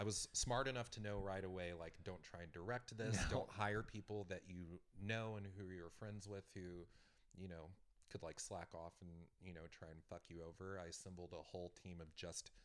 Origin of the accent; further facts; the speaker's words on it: West Texas, United States; moved away; also born or lived in New York; West Texas